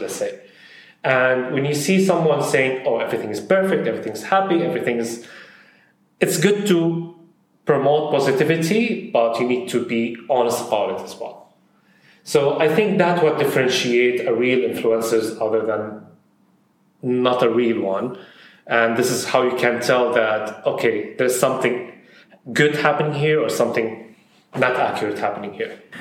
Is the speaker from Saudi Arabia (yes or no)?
yes; Saudi Arabia; also born or lived in Syria / Bahrain; now in United Arab Emirates; I'm originally from Syria, but I grew up in Saudi Arabia